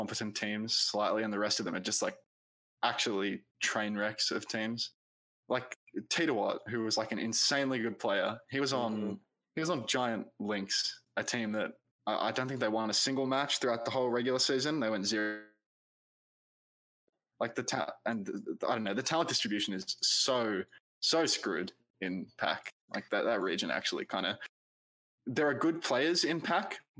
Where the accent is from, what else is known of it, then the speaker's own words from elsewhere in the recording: Australia; We're Australian